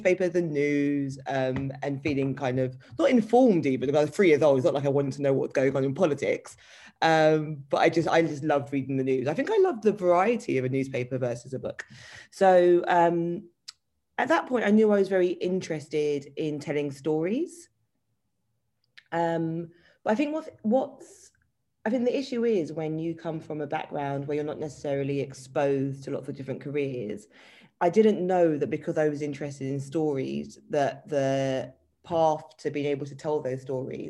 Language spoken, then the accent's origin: English; London, United Kingdom; I grew up in East London in Canning Town